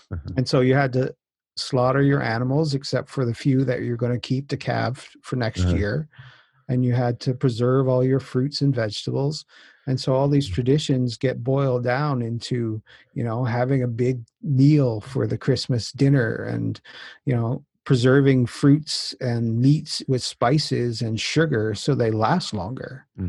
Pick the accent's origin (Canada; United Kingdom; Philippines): Canada; Newfoundland and Labrador; my background is I'm originally from Newfoundland.